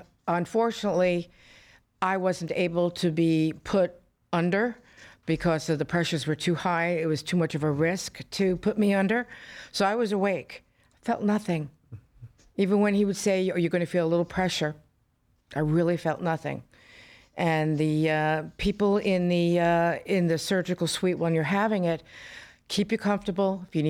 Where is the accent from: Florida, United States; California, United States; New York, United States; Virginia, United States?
Florida, United States; I'm from Florida. I was raised in Florida. I don't know any weather but Florida.